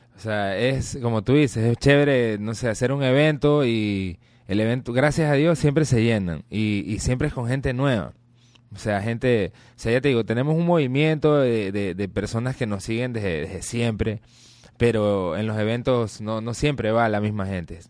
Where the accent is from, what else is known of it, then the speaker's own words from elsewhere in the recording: Guayaquil, Guayas, Ecuador; todos los muchachos de la banda, de, de, los, inicios, eh, eh, somos de Las Tejas